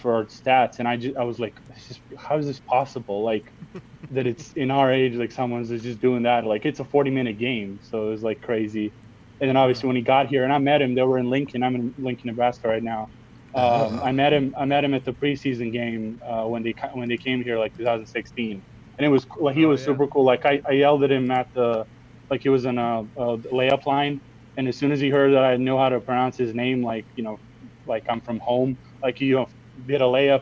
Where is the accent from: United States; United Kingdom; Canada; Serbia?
Serbia; I'm from Serbia